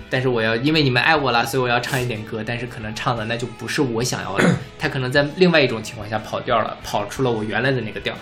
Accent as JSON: {"language": "Chinese", "area": "near Jianping, Liaoning", "region": "Inner Mongolia", "country": "China", "tie": "born or raised there", "moved": "yes", "said": "我家是在内蒙古自治区"}